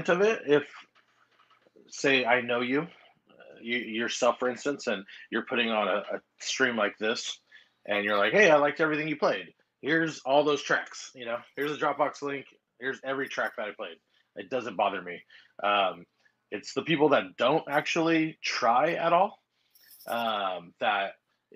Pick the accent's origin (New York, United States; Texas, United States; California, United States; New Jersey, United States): California, United States; Long Beach; Long Beach, California.